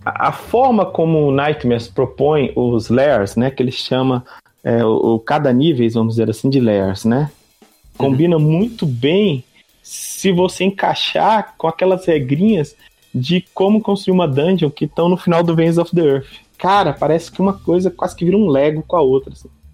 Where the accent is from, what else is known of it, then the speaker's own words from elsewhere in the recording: Brasília, Federal District, Brazil; eu sou aqui de Brasília